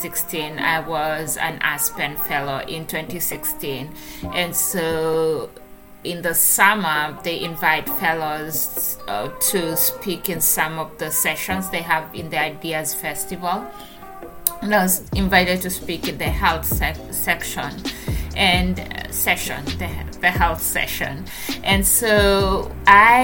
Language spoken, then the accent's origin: English; Kenya; moved away as an adult; now in Lancaster, United States; My new hometown, Kenya, remains my home country